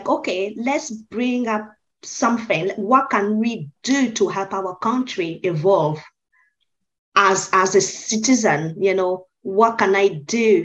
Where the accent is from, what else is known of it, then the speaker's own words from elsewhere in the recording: Côte d’Ivoire; moved away as an adult; I'm originally from the Ivory